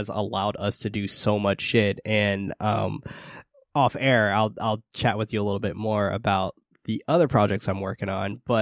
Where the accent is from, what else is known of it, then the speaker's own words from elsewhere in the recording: San Francisco, California, United States; I grew up in the hood in San Francisco